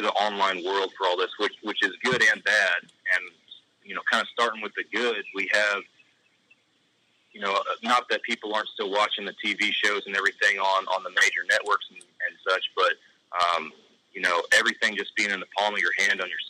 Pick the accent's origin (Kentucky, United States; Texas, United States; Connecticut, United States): Texas, United States; I'm from Texas